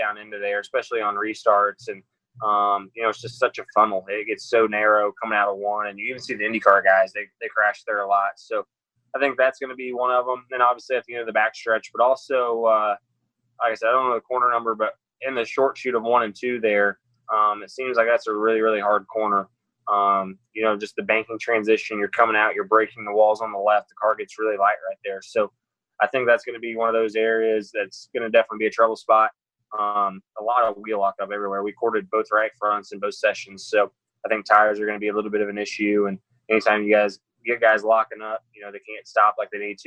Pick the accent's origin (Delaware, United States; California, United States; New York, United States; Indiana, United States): Indiana, United States; Growing up in Indiana